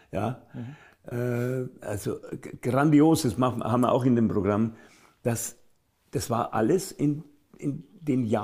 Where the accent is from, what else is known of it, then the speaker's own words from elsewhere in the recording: Munich, Bavaria, Germany; Als Münchner ist Als das Münchner natürlich eine, eine wunderbare Traditionssprache.